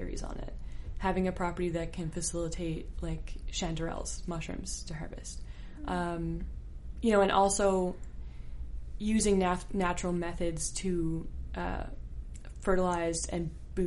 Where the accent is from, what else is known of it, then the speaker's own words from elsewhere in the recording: St. John's, Newfoundland and Labrador, Canada; I grew up in the East End of St. John's, like pretty regular towny kid life